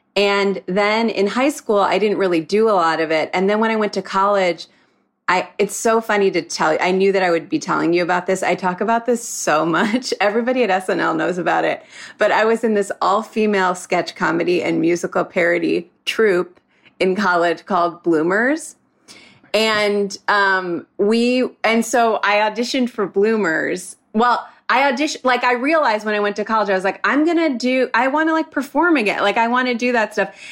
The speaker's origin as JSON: {"language": "English", "town": "Moreland Hills", "region": "Ohio", "country": "United States", "moved": "as an adult", "said": "I'm from Cleveland, like a suburb of Cleveland"}